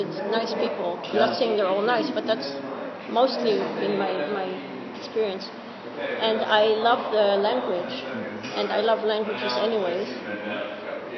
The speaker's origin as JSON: {"language": "English", "town": "Jerusalem", "region": "Jerusalem District", "country": "Israel", "tie": "born or raised there", "also_born_or_lived": "England / Philadelphia", "moved": "as an adult", "lives_now": "Netherlands", "said": "I grew up in, I was born in Jerusalem, I grew up there"}